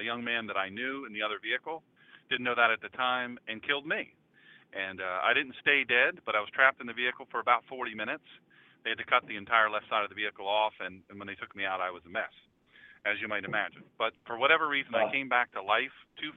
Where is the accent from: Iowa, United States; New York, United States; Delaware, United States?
Delaware, United States; Rehoboth Beach; moved away; also born or lived in Dublin, Ohio / Marysville, Ohio / Medina, Ohio; I'm from Delaware originally, Rehoboth Beach, Delaware